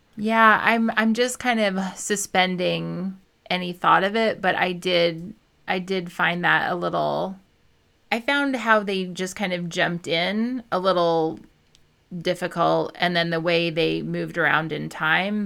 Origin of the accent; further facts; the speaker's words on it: Midwest, United States; I was raised in the Midwest, like, Southern Midwestern